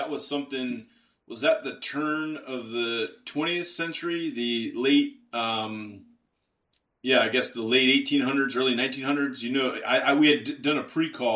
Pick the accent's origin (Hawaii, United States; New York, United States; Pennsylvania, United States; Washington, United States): Pennsylvania, United States; Western; now in Texas, United States; I'm from Western Pennsylvania